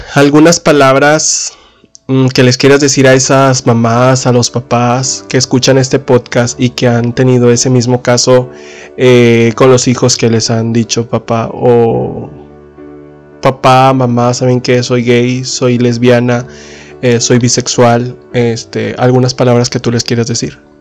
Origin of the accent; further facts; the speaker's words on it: Linares, Nuevo León, Mexico; nosotros somos de Linares, Nuevo León